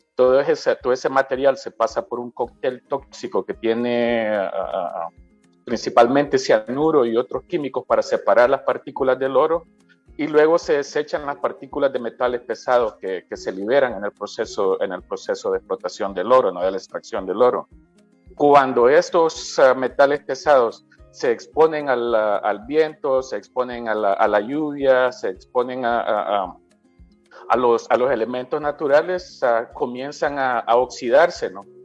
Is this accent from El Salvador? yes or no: yes; El Salvador; nosotros como salvadoreños